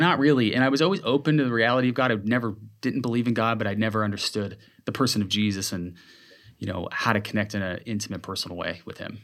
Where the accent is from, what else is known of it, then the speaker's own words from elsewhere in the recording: Seattle, Washington, United States; moved away as an adult; also born or lived in Whidbey Island / Renton / Los Angeles; now in Seattle, United States; I'm from Seattle. Grew up in the Seattle area